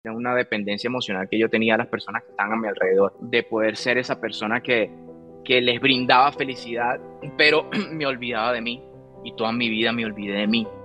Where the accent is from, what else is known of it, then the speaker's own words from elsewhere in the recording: Venezuela; En mi país, Venezuela, em, tuve la oportunidad de, bueno, eh, comenzar, crecer